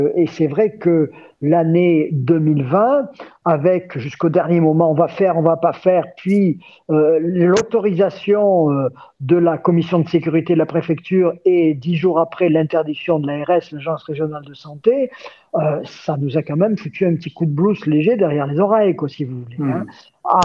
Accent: Gap, Provence-Alpes-Côte d'Azur, France; born or raised there; moved away as an adult

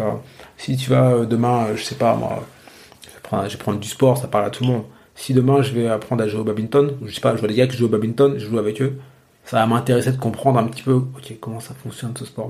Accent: Normandy, France; j'ai grandi en Normandie

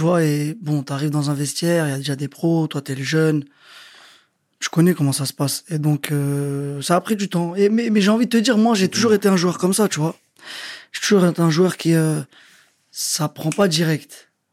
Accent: Sarcelles, Île-de-France, France; moved away as an adult; also born or lived in Quimper / Le Havre / England; je viens de Sarcelles

